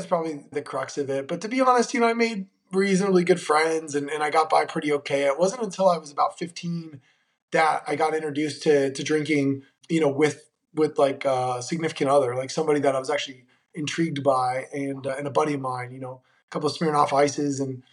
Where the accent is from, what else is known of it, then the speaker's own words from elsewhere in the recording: Monterey, California, United States; also born or lived in Cleveland, Ohio; I was born in Cleveland, Ohio, of all places. So closer to where you are, not totally up there, but getting close. I was raised in Monterey, California